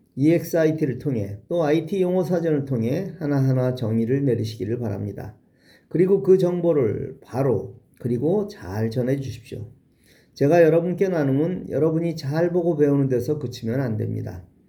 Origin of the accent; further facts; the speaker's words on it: Seoul, South Korea; 어릴 적 종로구와 서대문구에 살았고 중고등학교는 은평구에 있는 학교에 다녔습니다